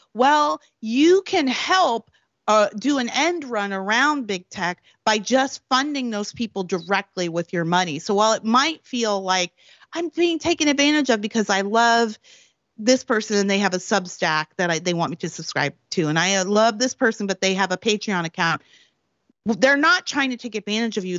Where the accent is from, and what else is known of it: Prince Edward Island, Canada; born or raised there; moved away as an adult; also born or lived in Washington, D.C.; now in California, United States